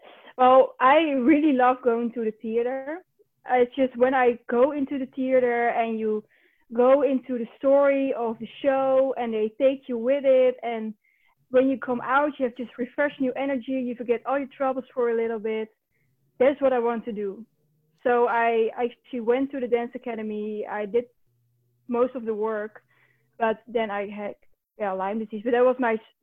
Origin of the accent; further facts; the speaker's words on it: North Brabant, Netherlands; now in Utrecht, Netherlands; I grew up down in the Netherlands. The province is called Brabant